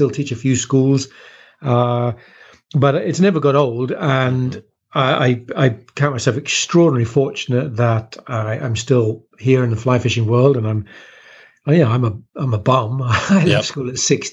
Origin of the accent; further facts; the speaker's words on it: West Country, Devon, South West England, United Kingdom; moved away; also born or lived in Kent, England; I was born in Kent, which is near London, but moved to southwest England when I was a nipper.